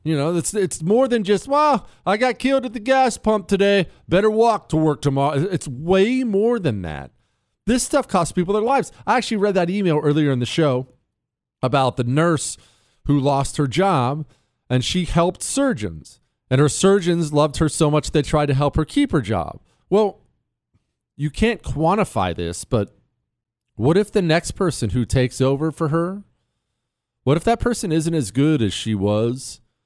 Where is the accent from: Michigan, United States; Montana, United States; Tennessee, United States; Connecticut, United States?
Montana, United States; moved away; I grew up in Montana. Remember, I moved to Montana when I was ten.